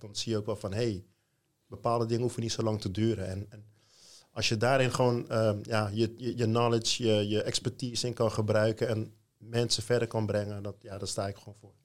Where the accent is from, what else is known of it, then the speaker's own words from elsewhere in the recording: Rotterdam, South Holland, Netherlands; ik kom uit Rotterdam